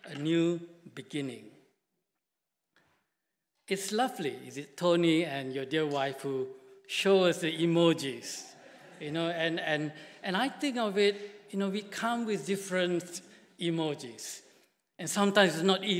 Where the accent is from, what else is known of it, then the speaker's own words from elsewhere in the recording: Malaysia; moved away; I come from Malaysia and I've been working with BMS now for 6 years